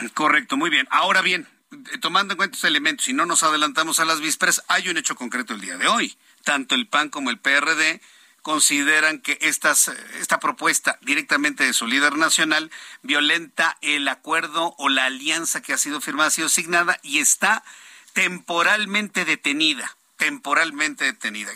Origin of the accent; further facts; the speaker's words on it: Mexico; Somos muchos mexicanos